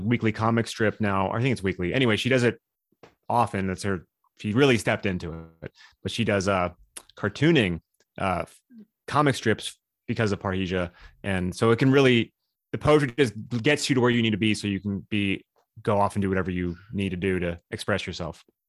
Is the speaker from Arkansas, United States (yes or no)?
no; Southern California, United States; moved away; also born or lived in Hollywood; I'm from Southern California